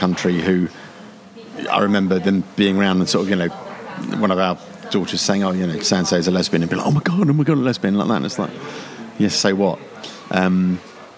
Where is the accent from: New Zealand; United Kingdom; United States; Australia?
United Kingdom; London; moved away as an adult; now in Brighton, United Kingdom; I was brought up in South London